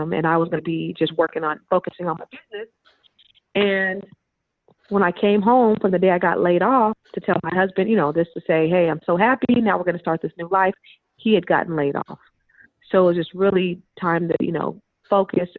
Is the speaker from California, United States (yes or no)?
yes; Silicon Valley, California, United States; We're both from the Silicon Valley